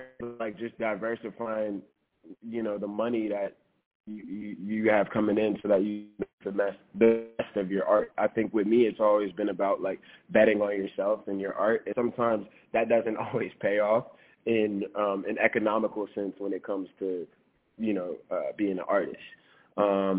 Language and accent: English; New Orleans, Louisiana, United States; I'm from New Orleans